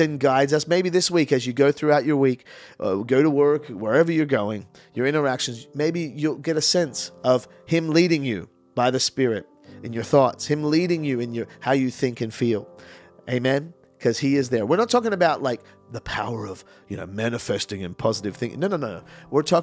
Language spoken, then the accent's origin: English; Australia; also born or lived in Canada; I moved to Australia when I was 7. I'm born in Canada. I am Canadian. And I moved to Australia when I was young.